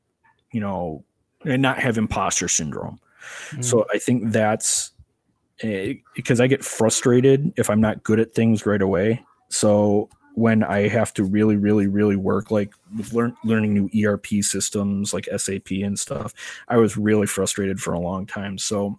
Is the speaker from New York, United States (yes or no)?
no; Crystal Lake, Illinois, United States; I am from Crystal Lake, Illinois.